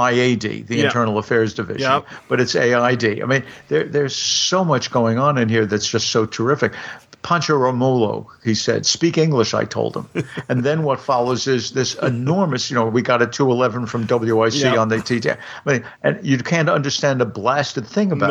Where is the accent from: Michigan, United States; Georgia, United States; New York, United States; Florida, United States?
New York, United States; New York City; I grew up in Brooklyn.